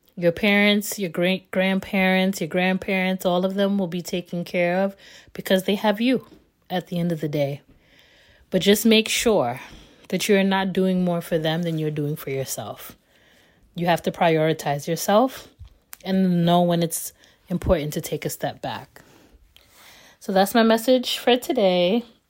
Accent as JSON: {"language": "English", "country": "United States", "tie": "born or raised there", "said": "born and raised in America"}